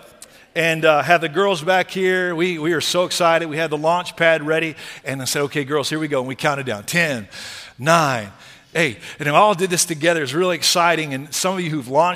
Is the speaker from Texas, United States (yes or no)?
yes; Texas, United States; I'm from Texas